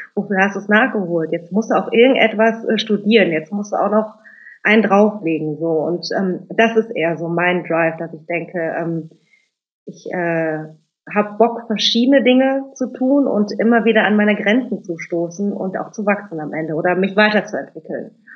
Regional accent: Germany; also born or lived in Cologne; unsere Eltern kommen aus Indonesien, wir sind in Deutschland geboren, mein Bruder und ich.

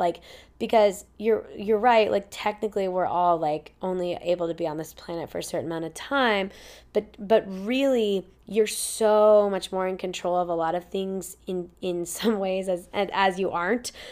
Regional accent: Indianapolis, Indiana, United States; moved away; also born or lived in Florida / Ohio / Boston / Chicago; we moved to Indianapolis, Indiana, right outside, on forty acres of land

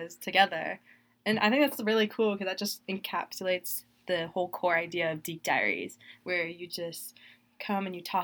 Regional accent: South Florida, United States; I'm from South Florida

